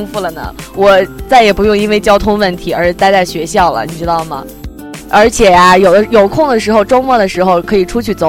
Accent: Hebei, China; 你知道我是从那个河北过来的吗？

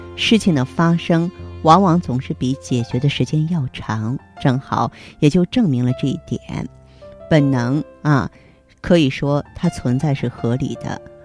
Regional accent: China; 我们生在中国

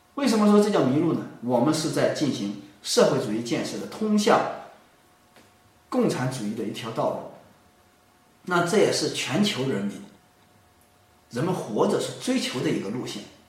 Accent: China; 我们中国人

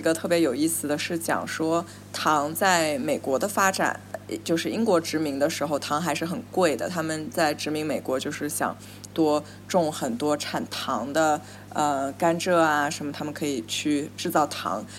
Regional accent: Nanjing, Jiangsu, China; moved away as an adult; now in New York, United States; 我小时候嗯。在南京

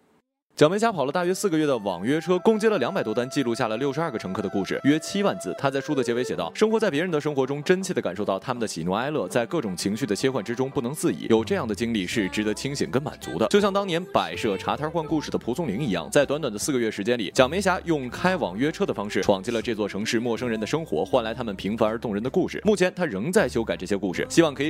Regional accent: China; 谁让我在中国呢？对吧？我骄傲啊，我是中国人呐。

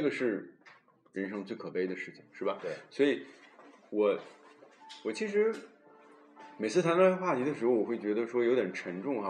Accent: China; now in Germany; 对我们中国人来说，最重要的传统节日就是春节了

